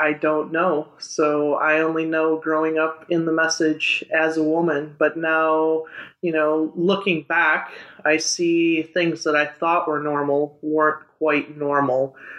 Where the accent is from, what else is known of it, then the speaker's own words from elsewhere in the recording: Wisconsin, United States; moved away as an adult; now in Kampala, Uganda; I'm originally from Wisconsin, born and raised there, grew up on my family's dairy farm and grew up in the message there. Then as time progressed, God took me another direction and now I am living in Uganda. I've lived there 3.5 years